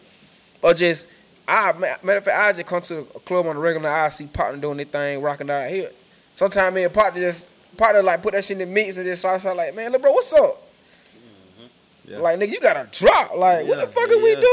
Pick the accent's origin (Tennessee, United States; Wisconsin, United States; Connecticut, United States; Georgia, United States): Georgia, United States; Macon; I'm from Macon. Like, we from Macon, Georgia.